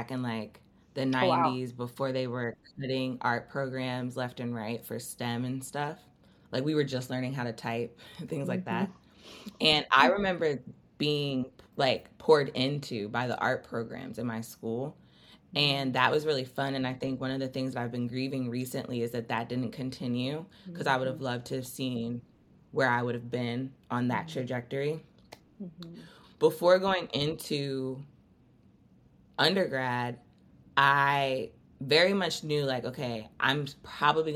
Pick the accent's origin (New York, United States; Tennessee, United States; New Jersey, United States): New Jersey, United States; I grew up in South Jersey near the ocean